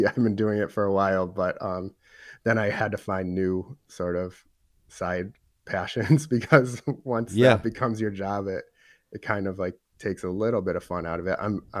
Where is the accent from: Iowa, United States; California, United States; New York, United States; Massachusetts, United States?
Massachusetts, United States; Boston; now in Columbus, United States; I moved to Columbus a few years ago and have been digging deep into the beer scene because I came from Boston